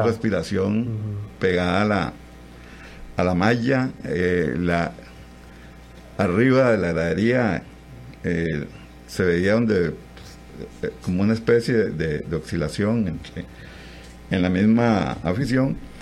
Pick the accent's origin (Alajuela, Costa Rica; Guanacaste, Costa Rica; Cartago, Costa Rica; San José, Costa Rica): Guanacaste, Costa Rica; Bagaces; Bagaces, donde soy nativo